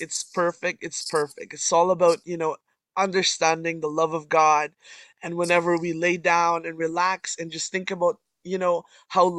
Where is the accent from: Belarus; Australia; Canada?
Canada; I'm from Canada